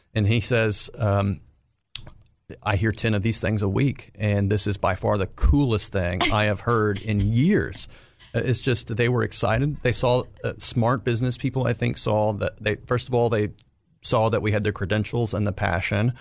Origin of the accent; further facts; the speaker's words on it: Arkansas, United States; my time growing up in Arkansas